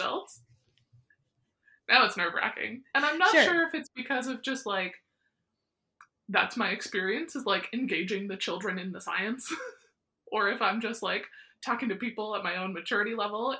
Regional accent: near Weyburn / Estevan, Saskatchewan, Canada; growing up near Weyburn Nestavan

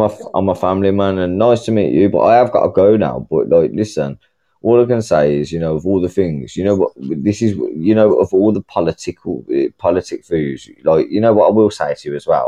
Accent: United Kingdom; I'm from the UK

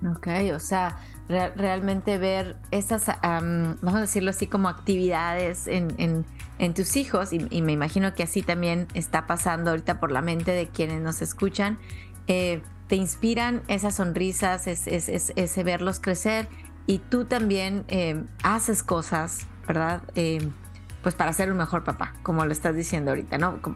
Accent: Mexico; yo soy originaria de México

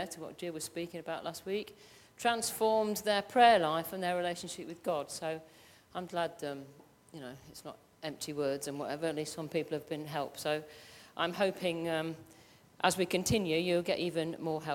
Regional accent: Midlands, United Kingdom; I'm from the Midlands and I am not changing my accent, it's ask, A-S-K

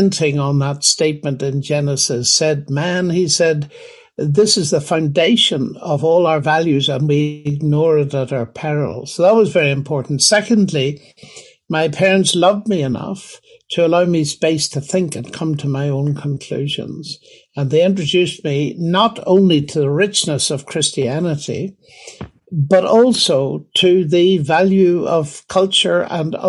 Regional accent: Northern Ireland, United Kingdom; now in Oxford, United Kingdom; growing up in Northern Ireland

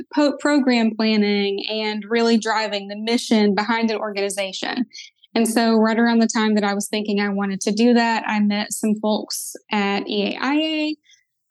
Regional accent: Kentucky, United States; also born or lived in Southern West Virginia; I grew up in Eastern Kentucky and Southern West Virginia. I grew up kind of on the border of both of the states

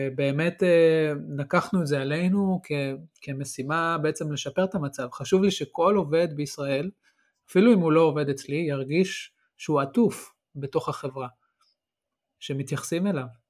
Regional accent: Israel

